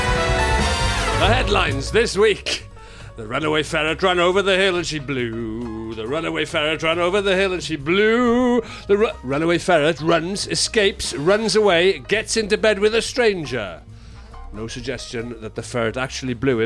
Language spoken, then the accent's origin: English; Carmarthen, Wales, United Kingdom; I'm from Carmarthen in the 70s